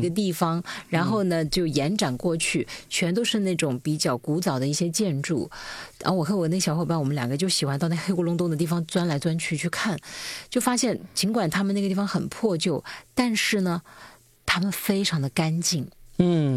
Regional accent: Lianyuan, Hunan, China; moved away; 因为我老家就是有个钢厂

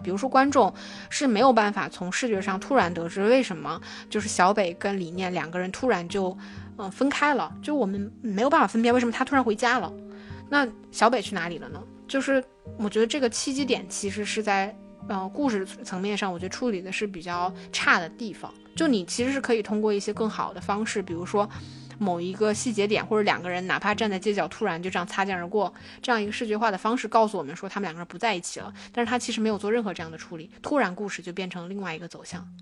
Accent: China; 只有大陆的学生我们是能够感受得到的

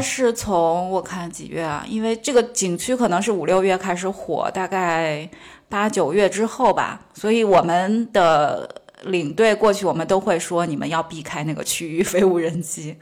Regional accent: Sichuan, China; moved away; 因为我自认为我四川人

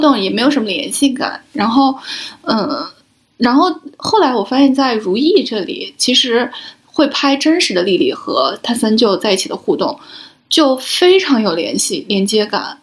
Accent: Shaanxi, China; 我是陕西人，然后我们有一个环节是专门要哭天抢地的

